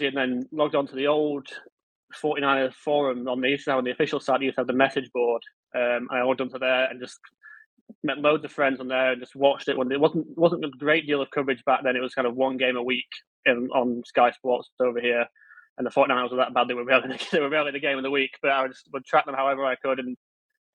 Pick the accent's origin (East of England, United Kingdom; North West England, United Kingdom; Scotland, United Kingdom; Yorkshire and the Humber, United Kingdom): Yorkshire and the Humber, United Kingdom; Leeds; I'm from Leeds